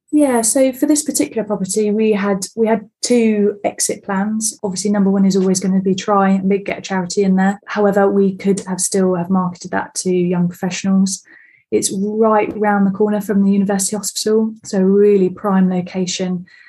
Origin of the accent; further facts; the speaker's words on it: Bexhill-on-Sea, South East England, United Kingdom; now in High Wycombe, United Kingdom; I'm originally from Bexhill on Sea, down right down south